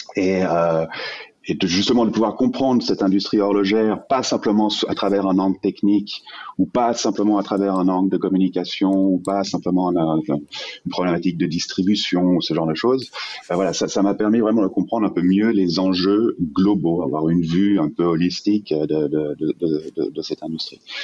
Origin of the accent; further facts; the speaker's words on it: Geneva, Switzerland; also born or lived in Vallée de Joux; je suis suisse, je suis né à, Genève.